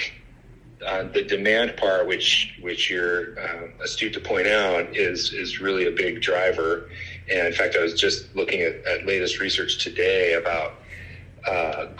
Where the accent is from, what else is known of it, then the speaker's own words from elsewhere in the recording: Casper, Wyoming, United States; I'm a Wyoming kid. I grew up in Casper.